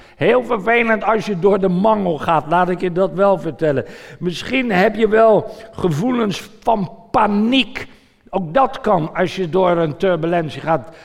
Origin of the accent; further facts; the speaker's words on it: Voorburg, South Holland, Netherlands; mijn moeder toen we in Voorburg woonden